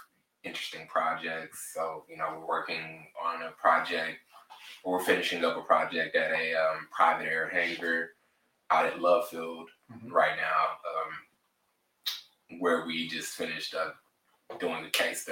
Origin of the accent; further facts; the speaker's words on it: Tulsa, Oklahoma, United States; moved away as an adult; also born or lived in Amarillo, Texas; now in Dallas-Fort Worth, United States; I was raised in Tulsa, Oklahoma